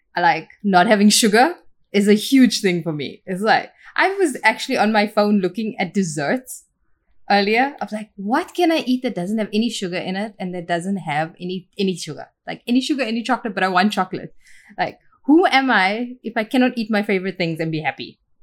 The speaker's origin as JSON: {"language": "English", "town": "Port Elizabeth", "region": "Eastern Cape", "country": "South Africa", "tie": "born or raised there", "also_born_or_lived": "Tainan, Taiwan / Florida, United States / Chicago, United States", "moved": "as an adult", "lives_now": "Malaysia", "said": "So I grew up in Port Elizabeth, which is the tip of Africa."}